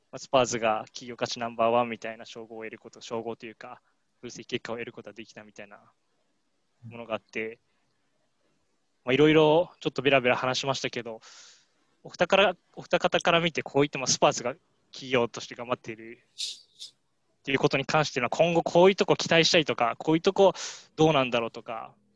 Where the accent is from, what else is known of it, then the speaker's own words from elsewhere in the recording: Miyagi, Japan; 自分の出身地が宮城県